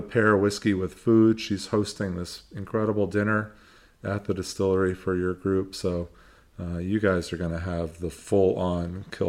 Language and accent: English; San Francisco, California, United States; I was born and raised in San Francisco.